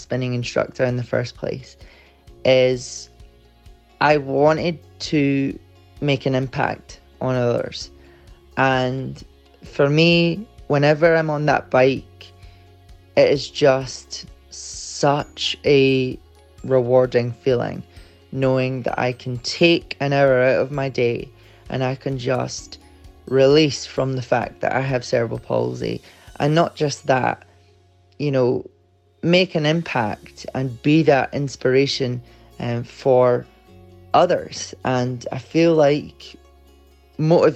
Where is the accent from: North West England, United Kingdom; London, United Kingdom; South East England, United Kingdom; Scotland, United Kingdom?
Scotland, United Kingdom; Edinburgh; I'm from Edinburgh in Scotland.